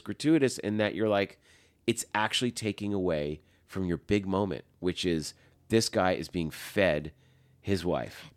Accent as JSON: {"language": "English", "region": "Massachusetts", "country": "United States", "tie": "born or raised there", "said": "That was us growing up in Massachusetts"}